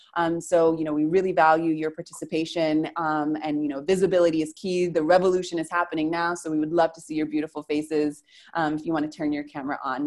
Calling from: Argentina; I'm calling from Argentina

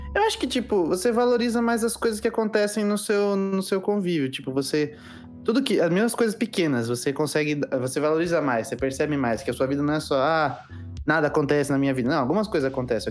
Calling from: Santo André, São Paulo, Brazil; Tenho 18 e falo de. Cidade de São Paulo, Santo André

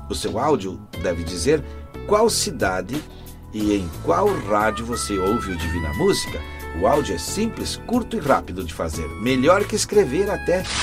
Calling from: Jaboticabal, São Paulo, Brazil; Eu sou aqui da região de Jabuticabal, é, interior do estado de São Paulo, eu escuto você pela Rádio Vida Nova de Jaboticabal.

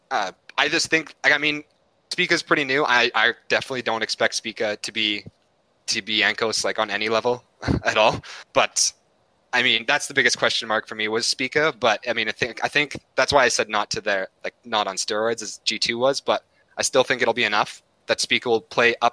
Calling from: Edmonton, Alberta, Canada; Edmonton, Alberta, Canada.

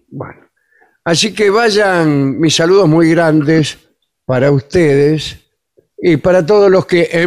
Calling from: Barcelona, Catalonia, Spain; Aquí les habla … desde Vie, en Barcelona.

